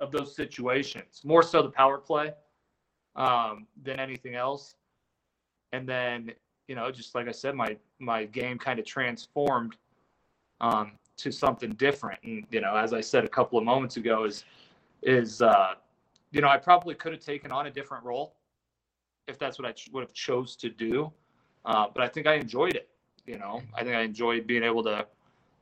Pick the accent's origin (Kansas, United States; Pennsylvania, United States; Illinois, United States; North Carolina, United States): Illinois, United States; Springfield; moved away; also born or lived in Mankato, Minnesota / Toledo / Vail, Colorado; Springfield. And that's my hometown